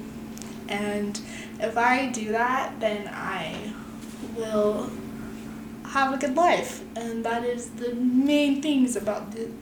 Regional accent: Utah, United States; We're both from Utah

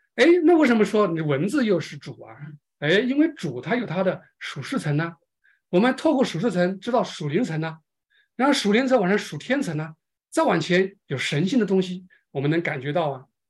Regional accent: China; 我们中国人是最有感情的

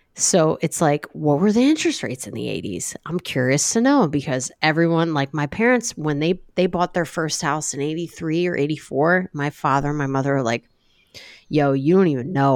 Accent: Ocean City, New Jersey, United States; moved away; I grew up in Ocean City, and, you know, I'm, I have deep ties there

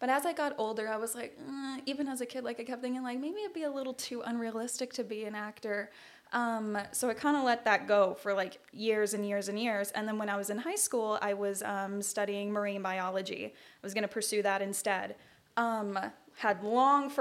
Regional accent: Rancho Cucamonga, California, United States; I am from Rancho Cucamonga, California

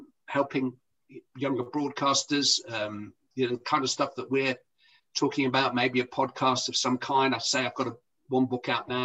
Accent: Bury, United Kingdom; Bury, you know, where I come from

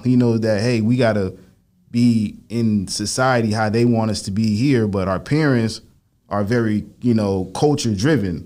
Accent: Lantana, Florida, United States; also born or lived in Lake Worth, Florida; I grew up out there and it was like a predominantly like Haitian

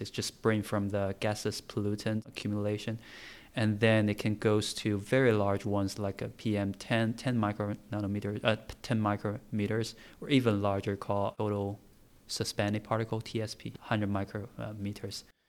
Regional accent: Tianjin, China; English is a second language; moved away as an adult; now in United Kingdom; I'm from China, so forgive me if I, my English is not quite clear

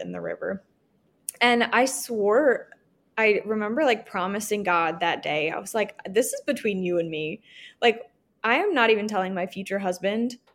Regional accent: Virginia, United States; moved away as an adult; now in Texas, United States; I'm from Virginia, but I currently live in a super teeny tiny border town in Texas

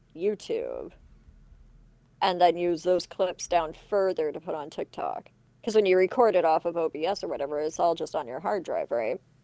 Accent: Canada; for being too Canadian

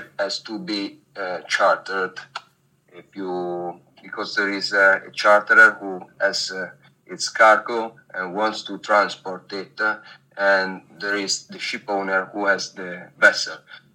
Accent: Genoa, Liguria, Italy; moved away as an adult; now in Monaco; I am Italian. I come from Genoa, a city quite famous for its port.

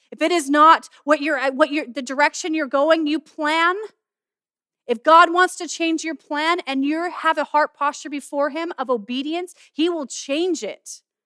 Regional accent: Castlegar, British Columbia, Canada; also born or lived in Manitoba; I'm from Castlegar where we are

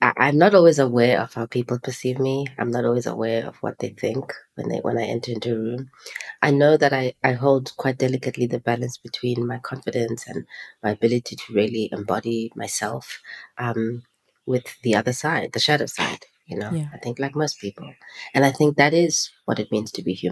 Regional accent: East London, Eastern Cape, South Africa; moved away as an adult; now in Johannesburg, South Africa; I grew up in East London and then I lived in Cape Town for 2 years. And then I came to Joburg in 2008.

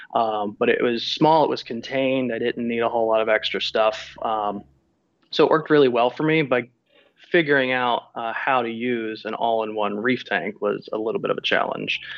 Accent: Florida, United States; born and raised in Florida, so I've kind of always been around the ocean

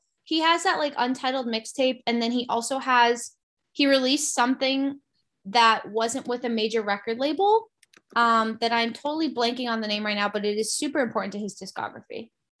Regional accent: New England, United States; I grew up in New England

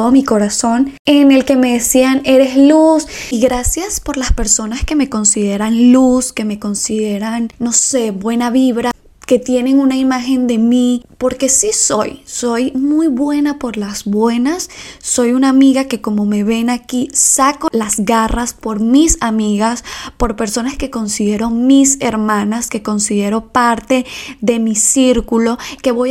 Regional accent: Ecuador; moved away; Me vine de Ecuador y aún seguimos teniendo una amistad.

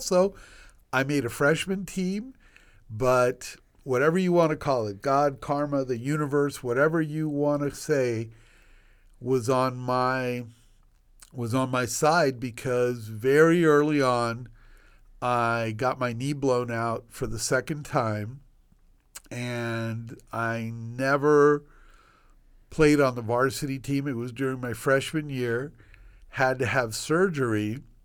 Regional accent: Washington, D.C. area, District of Columbia, United States; born or raised there; also born or lived in Cuba / Puerto Rico; now in Miami, United States

